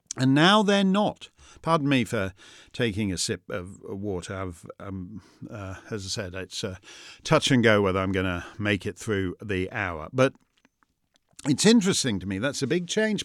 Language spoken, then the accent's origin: English; Canada; now in United States; I'm a Canadian who's in America